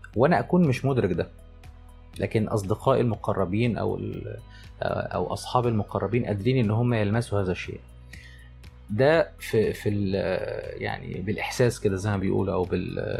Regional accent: Egypt; عندنا في مصر

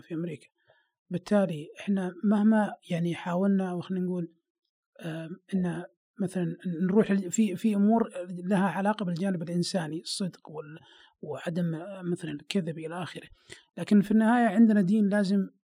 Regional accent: Saudi Arabia; عندنا في السعوديه

